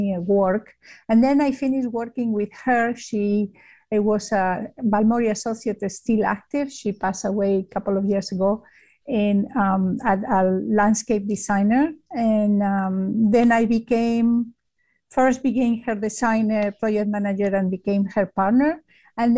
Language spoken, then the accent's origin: English; Spain; English is a second language; moved away as an adult; now in United States; I am from Spain, and it's very obvious by my accent.